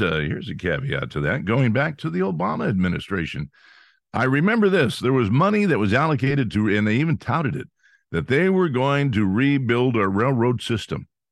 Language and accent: English; Pennsylvania, United States